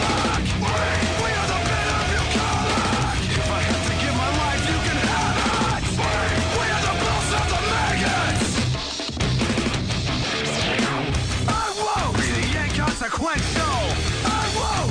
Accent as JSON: {"language": "English", "region": "Iowa", "country": "United States", "tie": "born or raised there", "said": "Growing up in Iowa"}